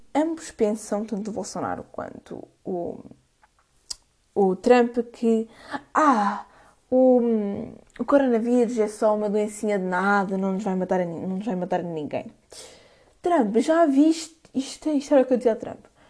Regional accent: Coimbra, Centro, Portugal; eu sou de Coimbra

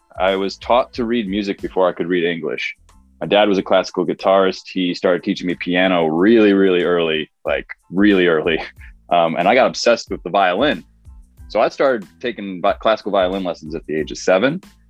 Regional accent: New York, United States; also born or lived in Pennsylvania / Connecticut / Chicago; now in Los Angeles, United States; I was born in Pennsylvania, grew up in New York and Connecticut, spent a long time in Chicago, and then moved out

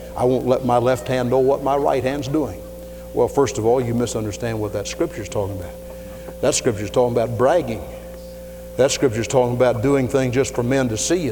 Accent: Louisville, Kentucky, United States; I was from Louisville

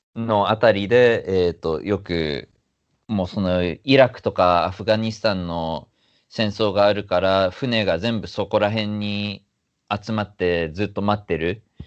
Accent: Yokohama, Kanagawa, Japan; also born or lived in Yokosuka; now in New York, United States; 子供の頃はずっとあの横浜の根岸

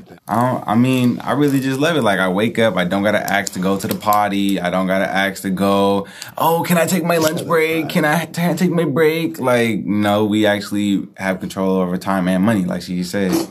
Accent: Hayward, California, United States; I'm from Hayward

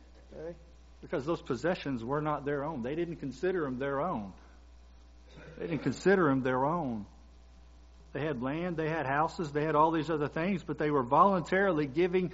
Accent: Kentucky, United States; moved away; I'm from Kentucky

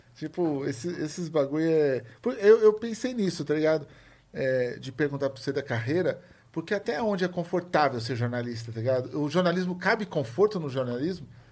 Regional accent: São Paulo, Brazil; eu lembro da minha infância no Capão

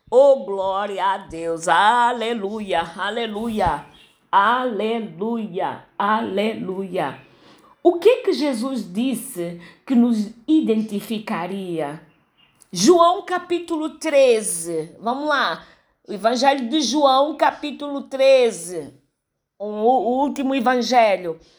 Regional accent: Angola; born there; accent: European Portuguese; also born or lived in Brazil; Mas em algum momento da minha fala você vai detectar que eu não sou brasileira, que eu tenho um português um pouquinho mais pesado, que é o de Portugal. Mesmo apesar de ter nascido em Angola

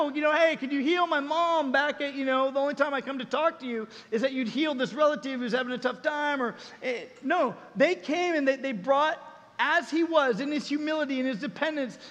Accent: Southern California, United States; moved away as an adult; also born or lived in Colorado; I had to fly back to Colorado where I was living at the time, but I'm from Southern California

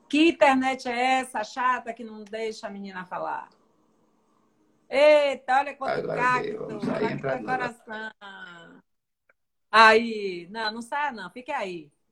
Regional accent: Northeast Region, Brazil; Sou nordestina da Gema.

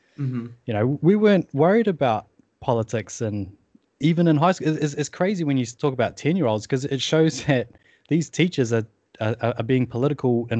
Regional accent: England, United Kingdom; moved away; I'm from England originally

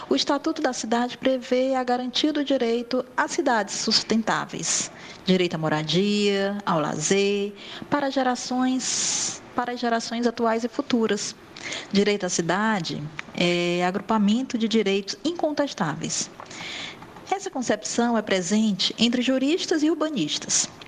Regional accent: Northeast Region, Brazil; né? sou mulher e também sou nordestina.

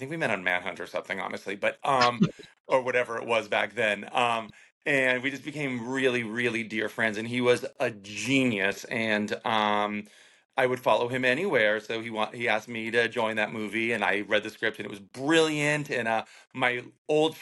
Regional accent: Cape Cod, Massachusetts, United States; I grew up in Massachusetts, Cape Cod

